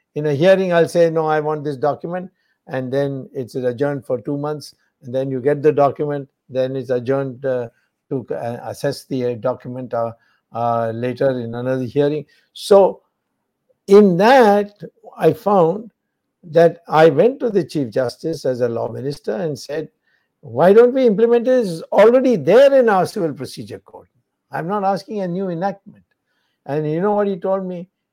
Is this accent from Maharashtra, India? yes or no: no; Madurai, Tamil Nadu, India; I got elected in Madurai, which is, of course, my hometown